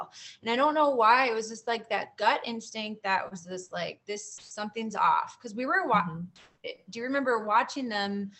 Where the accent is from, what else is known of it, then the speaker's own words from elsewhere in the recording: Florida, United States; I'm from Florida.